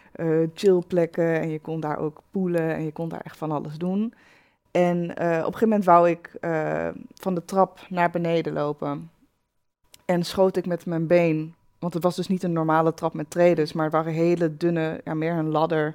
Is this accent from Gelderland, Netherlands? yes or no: yes; Achterhoek, Gelderland, Netherlands; Ik kom uit de Achterhoek